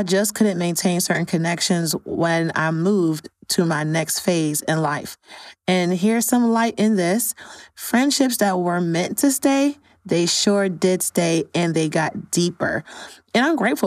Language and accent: English; New York City, New York, United States; moved away as an adult; also born or lived in Chicago; I'm originally from New York and I moved to Chicago in 2017.